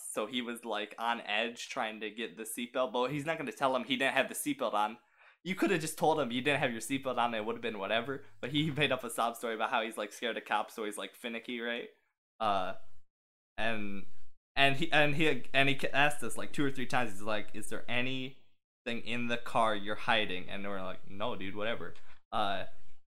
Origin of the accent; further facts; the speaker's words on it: Michigan, United States; I'm from Michigan